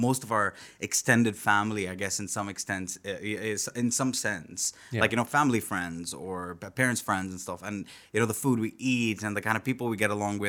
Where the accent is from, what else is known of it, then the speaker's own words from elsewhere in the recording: Jeddah, Makkah Province, Saudi Arabia; So, you know, growing up in Jeddah, I was really, you know, I still am. I read and write Arabic